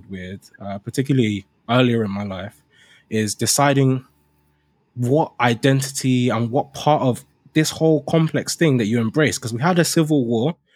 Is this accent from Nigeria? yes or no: yes; Nigeria; now in United Kingdom; now that I've come to the UK, now it's like